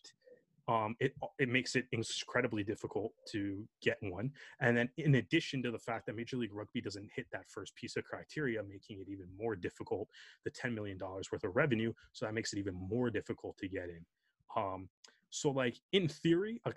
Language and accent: English; Canada; as Canadian rugby fans